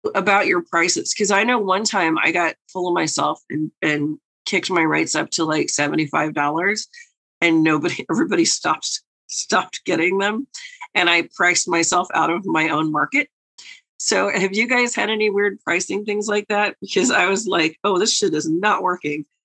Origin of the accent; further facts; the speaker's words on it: New York, United States; the New Yorker